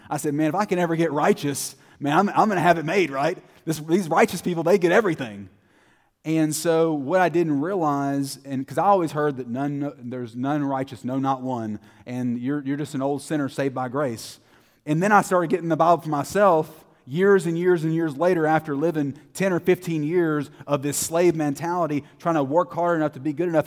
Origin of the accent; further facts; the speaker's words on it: Terrell, Texas, United States; I grew up in Terrell, Texas. I was born and, born and raised there